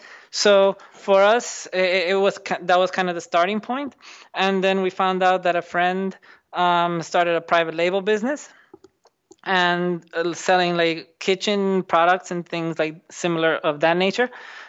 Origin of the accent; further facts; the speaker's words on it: Dominican Republic; moved away as an adult; also born or lived in New Jersey, United States; So I grew up in the Dominican Republic, and I did all my schooling and everything there. But then I went to the U.S., to New Jersey, to do my university.